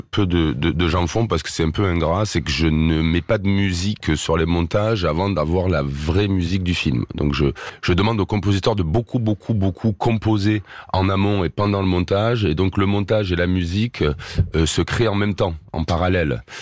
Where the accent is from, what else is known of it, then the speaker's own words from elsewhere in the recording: Marseille, Provence-Alpes-Côte d'Azur, France; Bon, moi, je suis marseillais, donc forcément, ah t'entends pas.